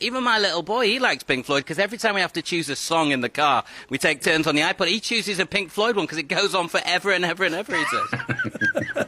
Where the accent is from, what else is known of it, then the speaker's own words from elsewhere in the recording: North India, India; I'm from North India